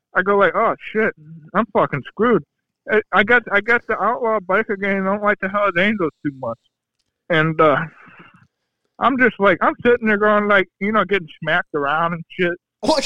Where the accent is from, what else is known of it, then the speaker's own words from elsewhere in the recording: Ohio, United States; I'm from Ohio